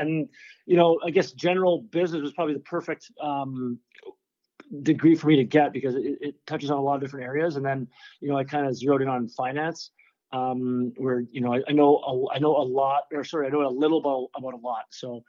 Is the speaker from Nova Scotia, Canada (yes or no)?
no; Dryden, Ontario, Canada; now in California, United States; I went back to Dryden, my hometown